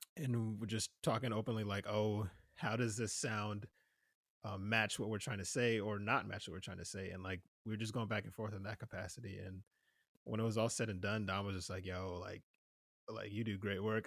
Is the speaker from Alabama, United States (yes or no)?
no; New Jersey, United States; moved away; I'm originally from New Jersey